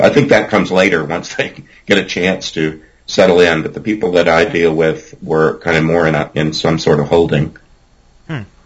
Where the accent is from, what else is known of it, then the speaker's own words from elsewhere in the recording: Groves, Texas, United States; accent: Southern drawl; I grew up in Groves, Texas, in Southeast Texas, and uh, I can put on a twang if I need